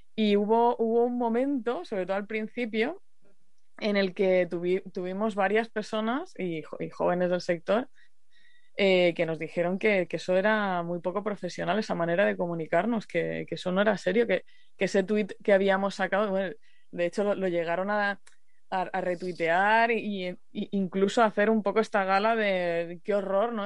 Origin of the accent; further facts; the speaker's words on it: Murcia, Region of Murcia, Spain; yo soy de Murcia. Y, y cuando era pequeña tuvimos varias de las sequías